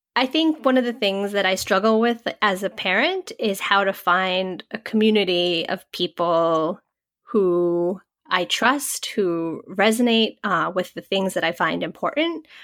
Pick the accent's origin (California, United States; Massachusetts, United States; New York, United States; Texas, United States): Massachusetts, United States; first language English; I grew up in suburban Massachusetts